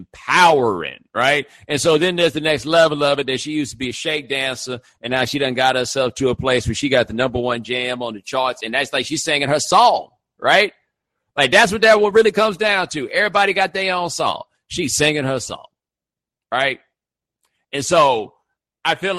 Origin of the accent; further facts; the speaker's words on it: Houston, Texas, United States; moved away as an adult; also born or lived in Atlanta; I'm from Houston